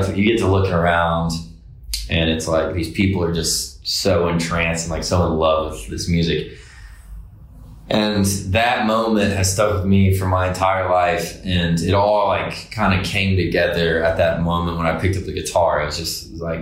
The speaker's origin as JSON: {"language": "English", "town": "Decatur", "region": "Alabama", "country": "United States", "tie": "born or raised there", "also_born_or_lived": "Fairhope, Alabama", "moved": "as an adult", "lives_now": "Nashville, United States", "said": "I was born and raised there"}